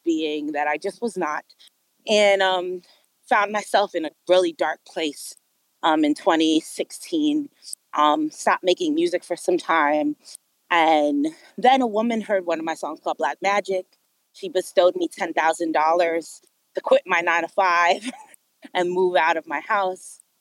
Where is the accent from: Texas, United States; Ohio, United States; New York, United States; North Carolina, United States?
New York, United States; New York City; moved away as an adult; now in Los Angeles, United States; I'm from Brooklyn, New York. I was born and raised in New York City